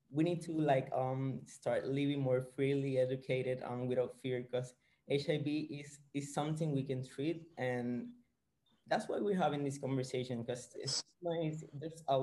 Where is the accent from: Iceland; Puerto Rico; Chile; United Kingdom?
Puerto Rico; San Juan; I'm from San Juan, Puerto Rico.